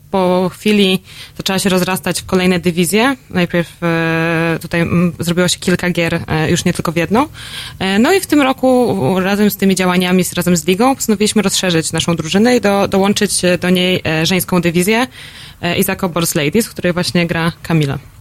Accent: Poland; jestem z Polski

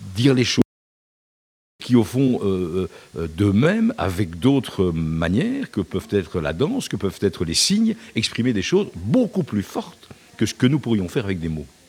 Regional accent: Brussels, Brussels-Capital Region, Belgium; je suis bruxellois depuis cette génération

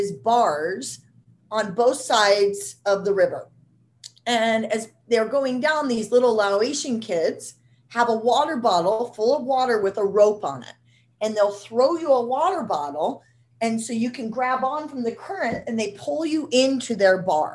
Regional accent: Nebraska, United States; I'm from Nebraska

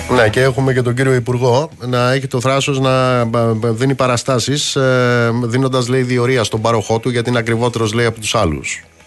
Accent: Amaliada, Western Greece, Greece; στην Αμαλιάδα, κάτω στην Κουρούτα, στην πατρίδα μου

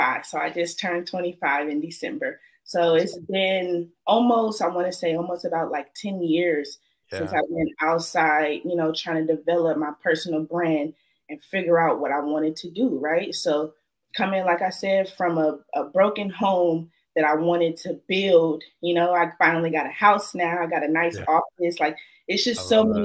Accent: Oakland, California, United States; I'm from East Oakland, California

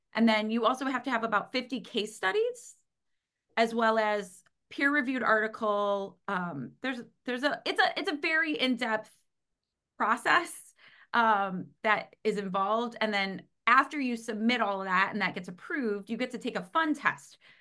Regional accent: Cleveland, Ohio, United States; I'm from America, Cleveland, Ohio

